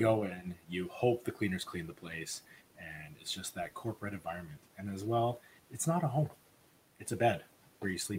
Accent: Edmonton, Alberta, Canada; I'm from Edmonton

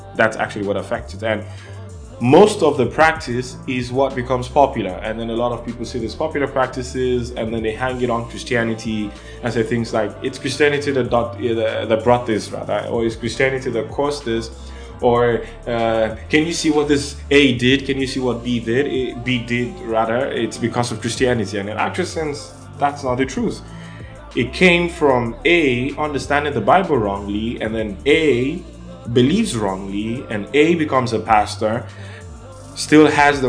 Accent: Nigeria; And I'm from Nigeria and Africa

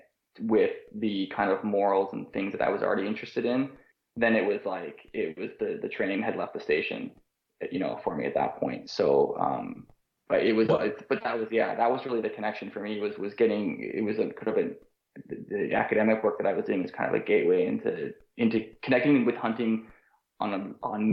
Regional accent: outside Toronto, Ontario, Canada; now in St. John's, Canada; I grew up in outside Toronto.

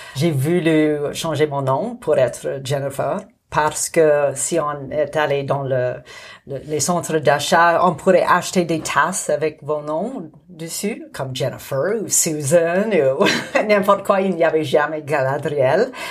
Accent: Montreal, Quebec, Canada; first language English; French is a second language; moved away as an adult; also born or lived in Jasper, Alberta / Calgary, Alberta; now in Nakusp, Canada; je suis née à Jasper, et puis, euh, j'ai fait mon enfance à Calgary, mais à l'âge de 10 ans, j'ai déménagé à Montréal. Et alors, j'ai passé une décennie à Montréal

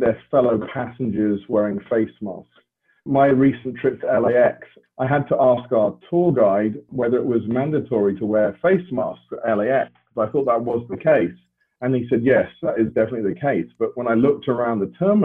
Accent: United Kingdom; as a Brit

